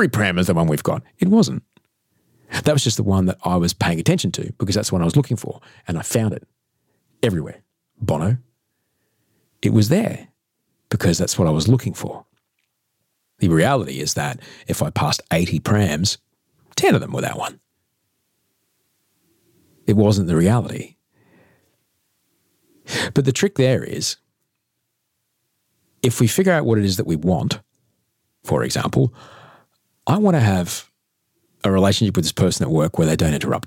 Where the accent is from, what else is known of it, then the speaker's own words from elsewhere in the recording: Adelaide, South Australia, Australia; moved away; also born or lived in Queensland / United States; I come from Adelaide